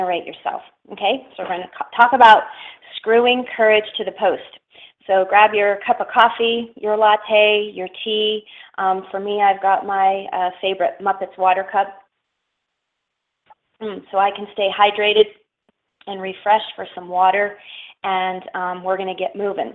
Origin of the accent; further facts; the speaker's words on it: Schenectady, New York, United States; moved away as an adult; also born or lived in the desert (US Southwest); I'm from upstate New York, and actually I'm from Schenectady, New York